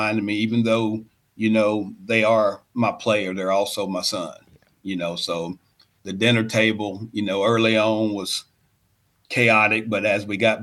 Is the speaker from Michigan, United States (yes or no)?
no; Adairsville, Georgia, United States; also born or lived in Covington, Georgia; I'm an African-American coach in a predominantly white town, but it's my hometown